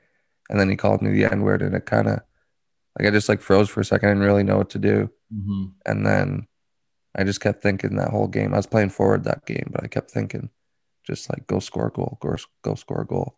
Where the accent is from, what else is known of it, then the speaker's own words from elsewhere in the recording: Toronto, Ontario, Canada; I was in Toronto area